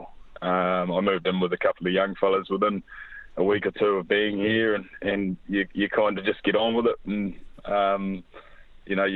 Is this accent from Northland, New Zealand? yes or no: yes; Whangarei, Northland, New Zealand; moved away as an adult; also born or lived in Auckland; I'm initially from Whangarei. It's the province of Northland, about 2.5 hours north of Auckland.